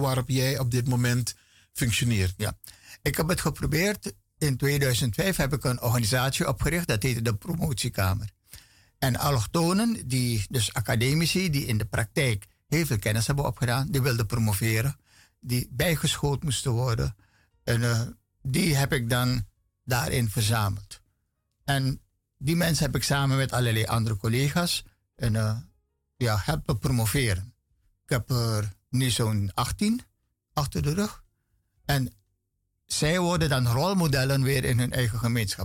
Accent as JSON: {"language": "Dutch", "town": "Paramaribo", "region": "Paramaribo District", "country": "Suriname", "tie": "born or raised there", "said": "ik ben opgevoed of opgegroeid op Poelepantje aan de Willemstraat"}